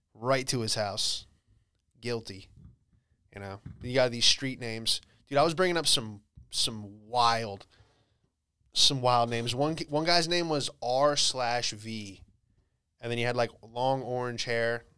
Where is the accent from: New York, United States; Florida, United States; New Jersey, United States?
Florida, United States; Bradenton; moved away; I was back in, uh, Bradenton. Florida, that's where I grew up.